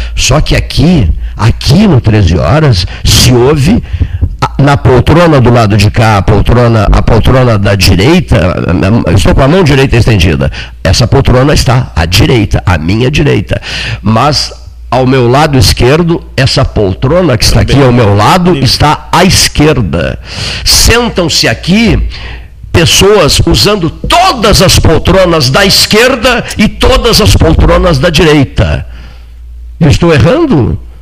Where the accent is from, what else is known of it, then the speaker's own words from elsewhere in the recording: Pelotas, Rio Grande do Sul, Brazil; Nós que somos de Pelotas